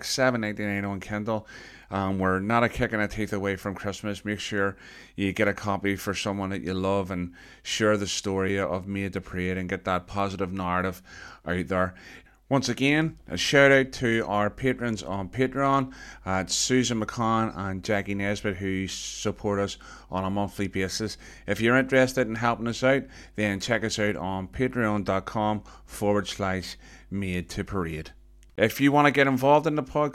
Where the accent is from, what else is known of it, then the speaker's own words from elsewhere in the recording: Belfast, Northern Ireland, United Kingdom; I was growing up in Belfast